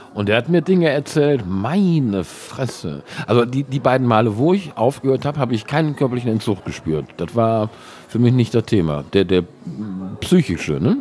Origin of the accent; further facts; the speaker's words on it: Cologne, North Rhine-Westphalia, Germany; Der Herr Urbach ist ein Schelsig-Gewächs, genauso wie ich